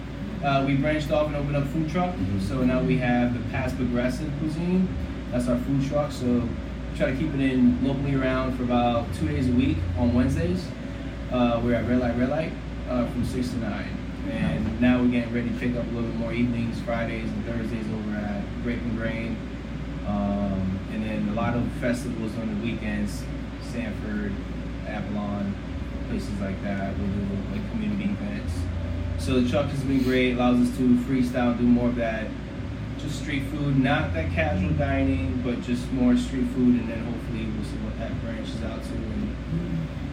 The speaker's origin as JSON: {"language": "English", "country": "Puerto Rico", "tie": "born or raised there", "moved": "yes", "said": "I grew up in Puerto Rico, so a lot of my skills came from grandma"}